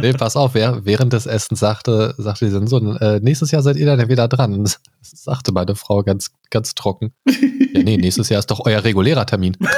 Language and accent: German; Göttingen, Lower Saxony, Germany; moved away; Ich komme ursprünglich auch aus äh, jetzt keiner Großstadt, aber Universitätsstadt Göttingen.